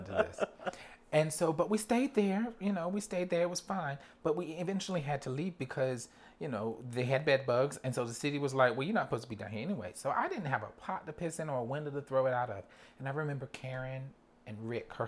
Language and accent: English; New York, United States; first language English; as a New Yorker